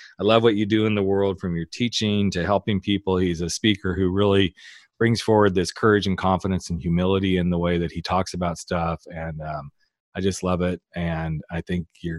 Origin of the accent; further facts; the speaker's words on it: the South, United States; accent: Southern; I was from the South too